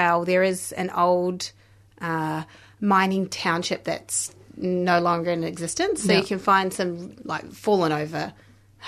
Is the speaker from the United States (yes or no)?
no; New Zealand; moved away as an adult; now in Victoria, Australia; So I'm a New Zealander. I've been in Victoria for 10 years now